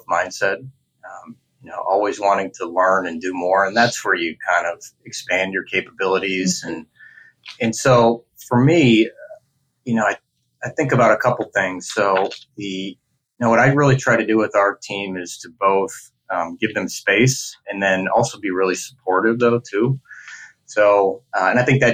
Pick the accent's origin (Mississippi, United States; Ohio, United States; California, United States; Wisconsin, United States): Wisconsin, United States; Green Bay; also born or lived in Minnesota; I grew up in the Midwest. I grew up in Green Bay, went to school in Minnesota